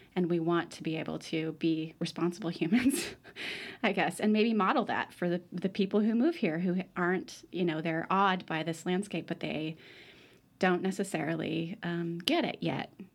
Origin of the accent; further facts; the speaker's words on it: Alaska, United States; I grew up in Alaska